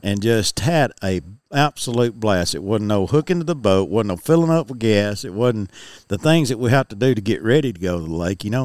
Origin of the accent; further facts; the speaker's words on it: United States; I grew up fishing on Bear Creek, on the creek itself that feeds into Pickwick.